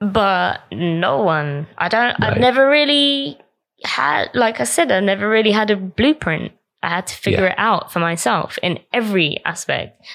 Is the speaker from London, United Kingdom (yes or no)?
yes; Croydon, London, United Kingdom; I grew up in South London and grew up in Croydon around not many Asians.